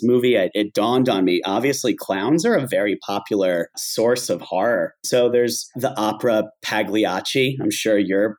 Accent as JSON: {"language": "English", "region": "Pennsylvania", "country": "United States", "said": "I'm from Pennsylvania"}